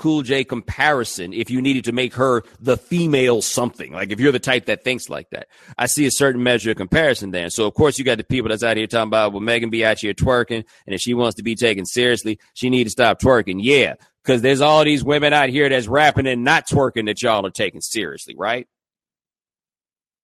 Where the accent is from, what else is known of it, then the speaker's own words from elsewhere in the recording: Houston, Texas, United States; I'm from Houston